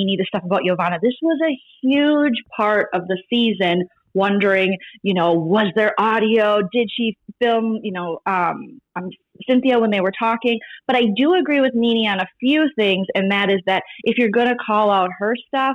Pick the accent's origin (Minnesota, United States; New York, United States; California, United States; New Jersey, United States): Minnesota, United States; moved away as an adult; I'm from Minnesota, so I'm not really still, I've been out here 6 years, but I'm not really used to earthquakes